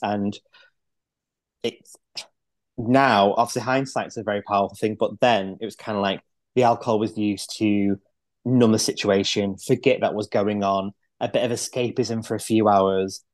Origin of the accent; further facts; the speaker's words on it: Manchester, North West England, United Kingdom; now in Lancashire, United Kingdom; I grew up in Manchester, so I'm not from round these parts.